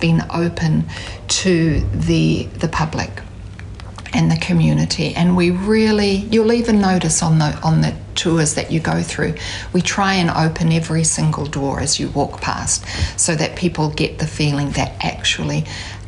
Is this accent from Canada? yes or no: no; Hamilton, Waikato, New Zealand; I'm from Kirikiriroa, from Hamilton